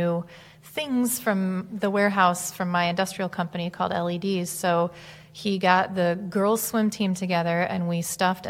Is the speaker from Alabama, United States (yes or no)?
no; Grand Rapids, Michigan, United States; I am from Grand Rapids, Michigan